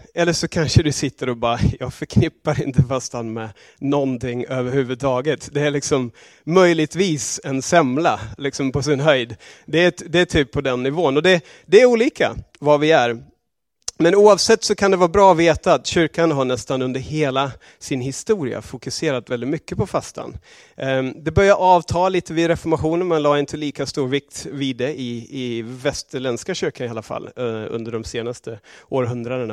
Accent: Australia; moved away; also born or lived in England; i Australien var det inte särskilt känt alls där jag växte upp

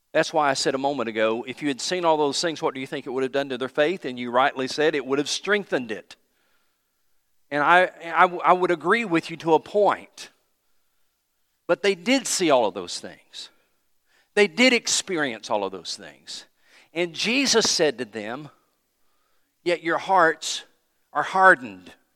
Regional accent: Johnson City, Tennessee, United States; moved away; also born or lived in Anderson, South Carolina; we moved to Johnson City, Tennessee, six oh three Saint Louis Street, Johnson City, Tennessee

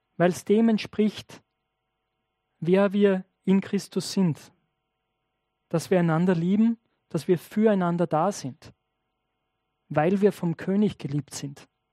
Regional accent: Austria; als Österreicher

